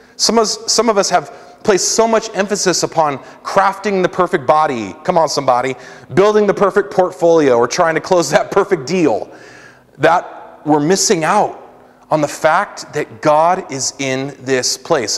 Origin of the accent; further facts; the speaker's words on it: San Diego, California, United States; moved away; growing up in San Diego, California